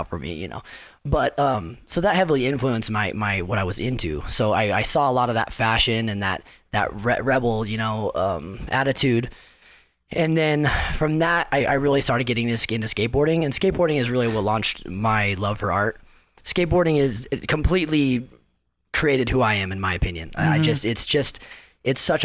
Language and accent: English; Salt Lake City, Utah, United States; also born or lived in Chino Hills, California; we moved to Salt Lake City. So I grew up 10 years in Salt Lake